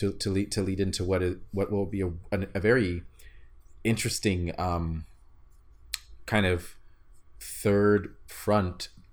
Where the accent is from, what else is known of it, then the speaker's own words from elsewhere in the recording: San Antonio, Texas, United States; born there; And I'm from San Antonio. or at least I was born there.